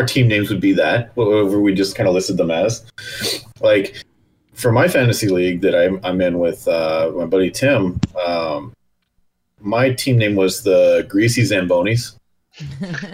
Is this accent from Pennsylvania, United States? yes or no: no; Elko, Nevada, United States; moved away; also born or lived in Germany; my hometown, Elko